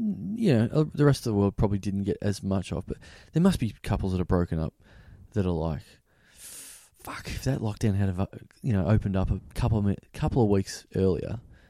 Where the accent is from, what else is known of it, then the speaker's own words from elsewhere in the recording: Melbourne, Victoria, Australia; we're from Melbourne. We live in Melbourne.